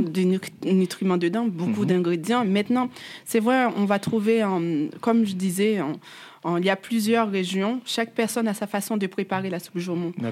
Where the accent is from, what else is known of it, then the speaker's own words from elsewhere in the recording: Haiti; j'ai grandi en Haïti